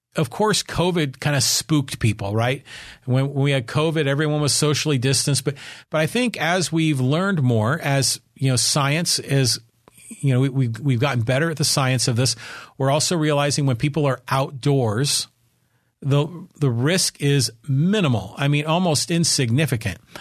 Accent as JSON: {"language": "English", "town": "San Francisco", "region": "California", "country": "United States", "tie": "born or raised there", "moved": "yes", "lives_now": "Poway, United States", "said": "I grew up in the Bay Area, and I was born and raised in San Francisco, but my family moved to the suburbs in the sixties."}